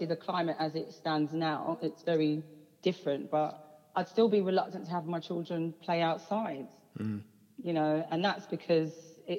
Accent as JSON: {"language": "English", "region": "London", "country": "United Kingdom", "tie": "born or raised there", "said": "I grew up in Hackney. We grew up down Clapton Square"}